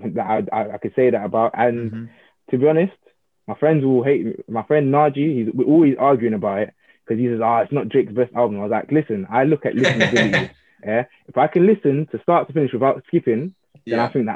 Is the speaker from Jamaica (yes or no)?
yes; Jamaica; I have to rep my home. I'm Jamaican through and through